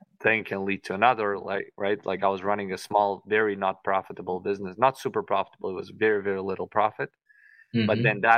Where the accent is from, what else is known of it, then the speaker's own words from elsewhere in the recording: Tashkent, Uzbekistan; moved away as an adult; now in Miami, United States; I only came to the US 9 years ago, so I currently live in Miami, Florida, but I grew up in Uzbekistan in the capital, Tashkent